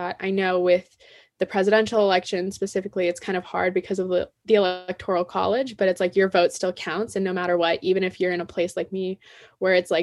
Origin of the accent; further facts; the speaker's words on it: Palos Verdes, California, United States; I'm a junior from Palos Verdes, California